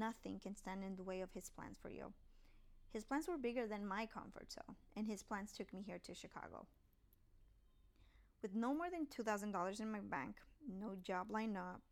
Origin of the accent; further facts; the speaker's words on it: Puerto Rico; moved away as an adult; also born or lived in Tampa, Florida; I grew up in Puerto Rico.